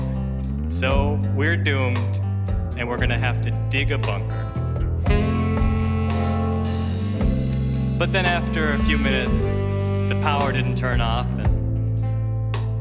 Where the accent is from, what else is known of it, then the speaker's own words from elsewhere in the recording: Rochester, New York, United States; my hometown of Rochester, New York